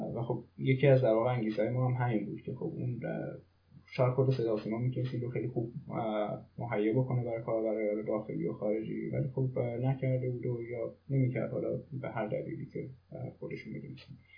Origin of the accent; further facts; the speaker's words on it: Iran; moved away as an adult; now in Germany; خارج از ایران هستم